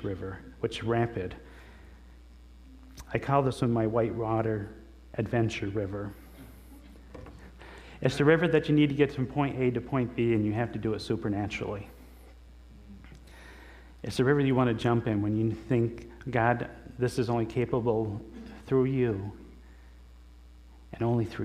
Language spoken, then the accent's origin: English; the Adirondacks, New York, United States; I grew up in the Adirondacks, and there was a lake by our house